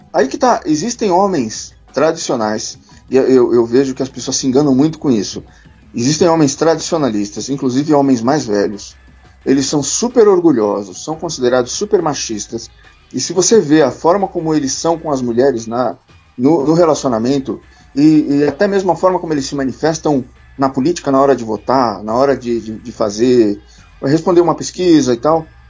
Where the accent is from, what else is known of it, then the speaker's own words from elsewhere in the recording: São Paulo, Brazil; eu sou paulista